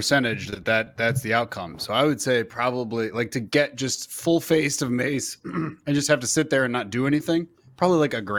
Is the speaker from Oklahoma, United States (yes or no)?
yes; Oklahoma, United States; I'm from Oklahoma.